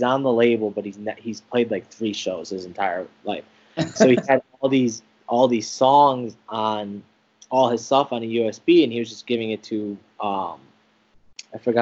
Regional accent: Oak Forest, Illinois, United States; moved away as an adult; now in Indiana, United States; So I grew up in Oak Forest, Illinois

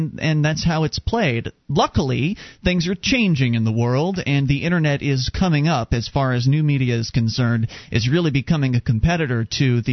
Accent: Sarasota, Florida, United States; moved away as an adult; now in New Hampshire, United States; I was born and raised down there, spent 26 years in the Sarasota area

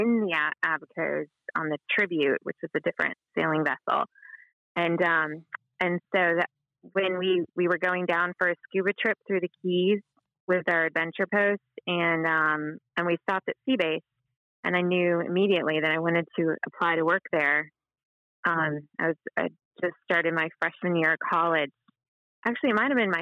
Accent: Atlanta, Georgia, United States; now in Jacksonville, United States; I grew up in Atlanta

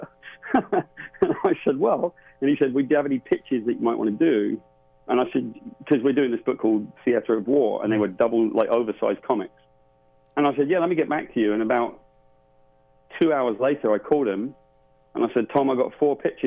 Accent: United Kingdom; I'm from Great Britain.

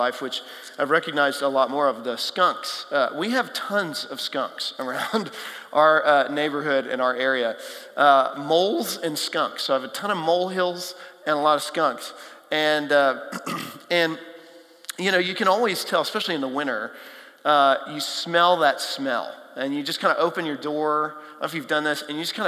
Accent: Texas, United States; now in Nashville, United States; I grew up in Texas, flat, hot, not a whole lot, big cities, not a whole lot of hills, wildlife.

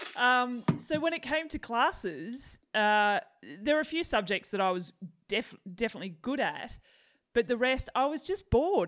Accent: Tasmania, Australia; now in Melbourne, Australia; I grew up in Tassie

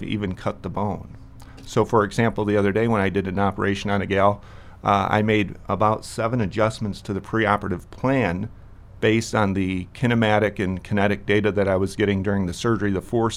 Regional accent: rural Michigan, United States; moved away as an adult; now in Brookings, United States; I'm from rural Michigan. That's where I grew up

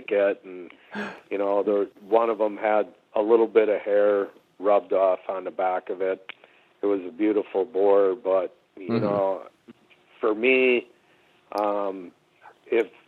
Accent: Midwest, United States; now in Alaska, United States; growing up in the Midwest, I did a lot of bow hunting down there

